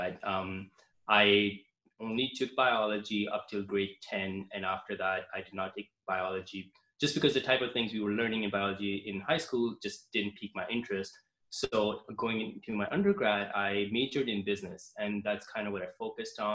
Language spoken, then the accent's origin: English; Canada; I'm from Canada